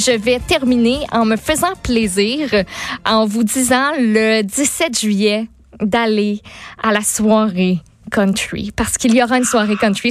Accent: Quebec City, Quebec, Canada; chez nous à Québec

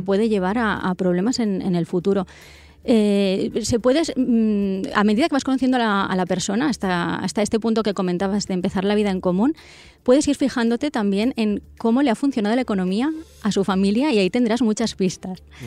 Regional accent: northern Castellón, Valencian Community, Spain; soy del norte de Castellón

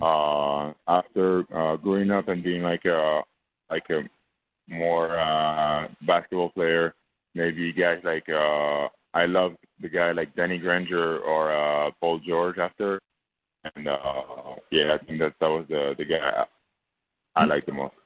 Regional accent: France; now in United States; I'm going back to France on Monday. Uh, staying staying in my hometown for a couple of days

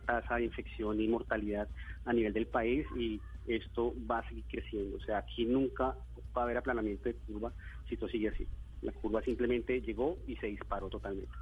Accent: Bogotá, Colombia; moved away as an adult; yo soy bogotano

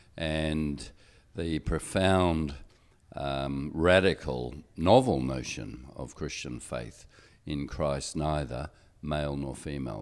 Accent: Australia; I'm Australian and my passport gives me privileges

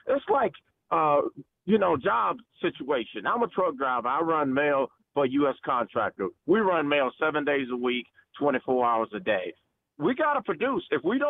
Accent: Greensboro, North Carolina, United States; I'm from Greensboro. We love the Panthers down here, man.

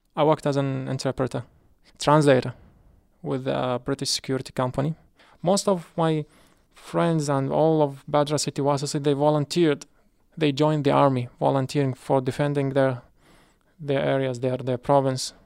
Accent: Iraq; English is a second language; moved away as an adult; now in Hartford, United States; I'm from Iraq.

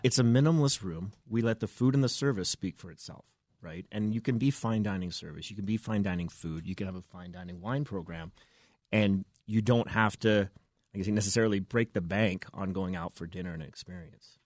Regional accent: Vancouver, British Columbia, Canada; moved away as an adult; now in Denver, United States; I'm from the Pacific Northwest

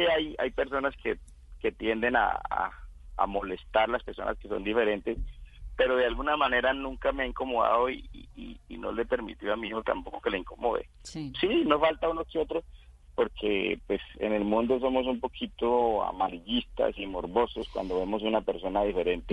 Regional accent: Casanare, Colombia; born or raised there; moved away

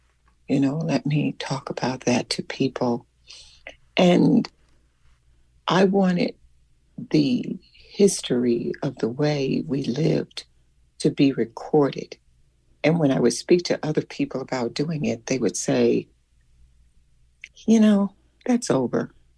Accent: Selma, Alabama, United States; there was something that had happened in my hometown where I lived in Selma, Alabama.

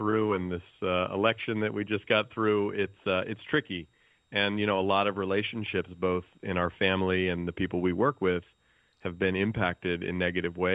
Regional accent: the Bay Area, California, United States; I grew up in the Bay Area where I still live

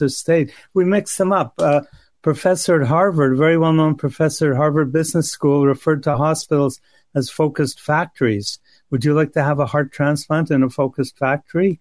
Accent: Canada; I'm Canadian

